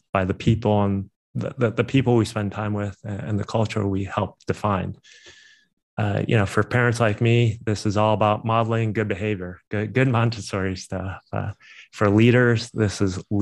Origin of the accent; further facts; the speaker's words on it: East Coast, United States; moved away as an adult; also born or lived in San Francisco Bay Area / New York / Tokyo; now in Chicago, United States; I grew up in the East Coast, also operated in New York